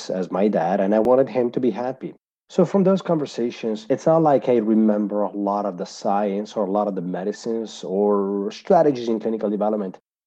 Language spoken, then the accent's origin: English; Italy; accent: Italian; I was born and raised in Italy, so that's where my accent is from as well